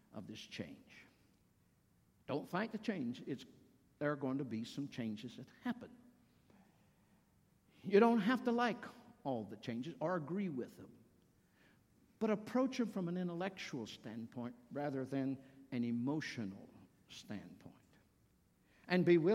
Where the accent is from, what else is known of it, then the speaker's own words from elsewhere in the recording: the South, United States; moved away as an adult; also born or lived in Virginia; now in Cincinnati area, United States; I'm from the South